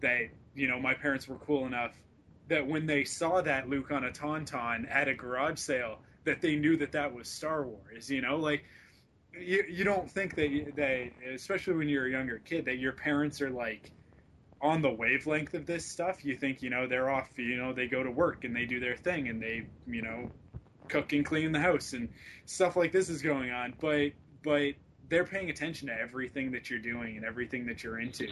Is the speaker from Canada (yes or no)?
yes; West Coast, Vancouver, British Columbia, Canada; now in Vancouver, Canada; I'm from the West Coast. We don't talk like that on the West Coast.